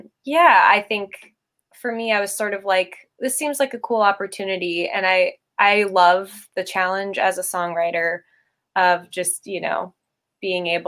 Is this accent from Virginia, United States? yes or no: no; Santa Monica, California, United States; also born or lived in South Pasadena, California; I'm from Los Angeles, California, specifically South Pasadena right now, but I grew up in Santa Monica, California.